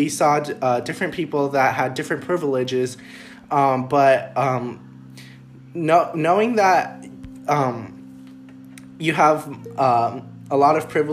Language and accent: English; San Jose, California, United States; we grew up in Almaden Valley